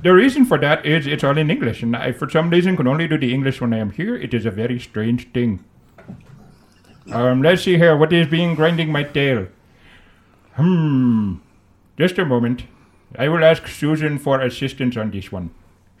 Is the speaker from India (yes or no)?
yes; India; We don't even have the kitsunes in India.